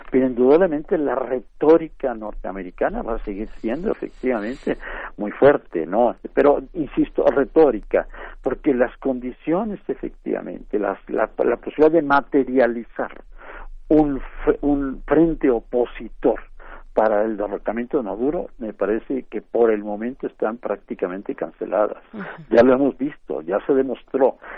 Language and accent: Spanish; Mexico; No sé nosotros como mexicanos sabemos muy bien efectivamente cómo actúa.